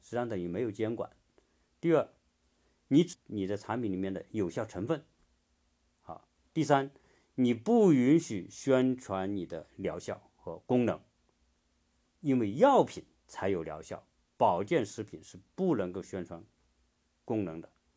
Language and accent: Chinese; China; 我们中国人